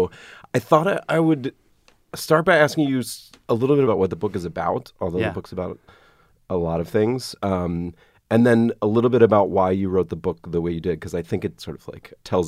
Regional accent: Atlanta, Georgia, United States; I grew up in Atlanta.

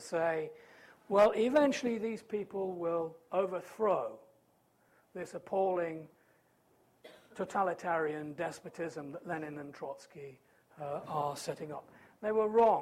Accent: United Kingdom; as a British patriot

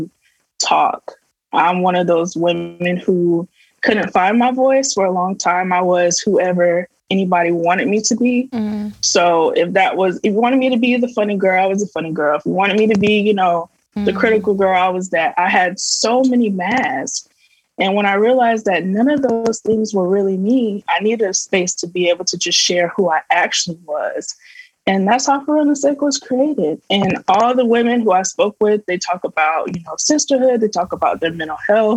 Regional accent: Tampa, Florida, United States; I'm from Florida

